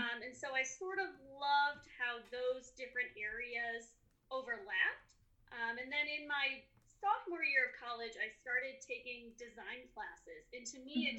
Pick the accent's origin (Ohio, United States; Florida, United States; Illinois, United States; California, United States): Illinois, United States; Chicago; now in Colorado, United States; I grew up in the Chicagoland area and now I'm in Colorado.